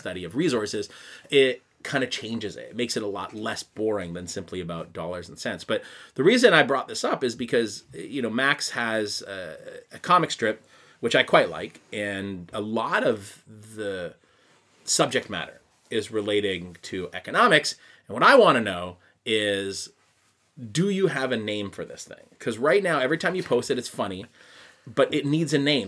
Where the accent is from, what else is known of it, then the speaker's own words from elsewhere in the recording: Quebec, Canada; accent: Canadian; now in Tokyo, Japan; I'm from the English side of a French-speaking city